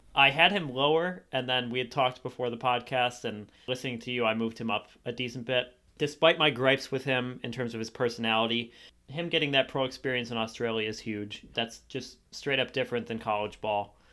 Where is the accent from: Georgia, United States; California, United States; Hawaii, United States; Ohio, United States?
Ohio, United States; Cleveland; moved away as an adult; now in Columbus, United States; I'm from Cleveland, Ohio. I currently live in Columbus, Ohio.